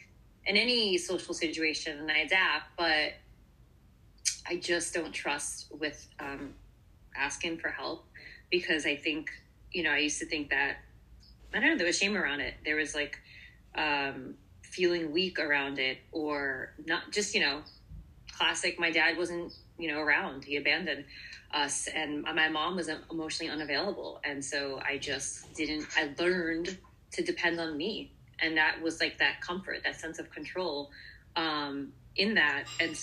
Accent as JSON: {"language": "English", "town": "Brooklyn", "region": "New York", "country": "United States", "said": "And I'm from Brooklyn, you know"}